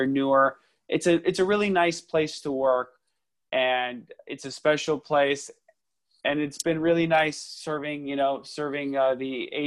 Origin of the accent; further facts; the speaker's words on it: Los Angeles, California, United States; I was born and raised in Los Angeles, went to local schools, graduated from USC.